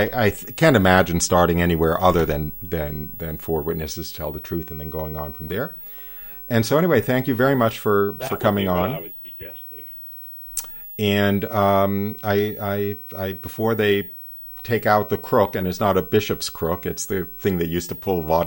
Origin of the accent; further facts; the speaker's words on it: New York, United States; a New York Jew